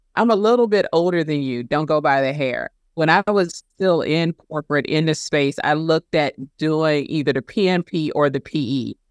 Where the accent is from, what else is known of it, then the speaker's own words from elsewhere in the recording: South Carolina, United States; my home state of South Carolina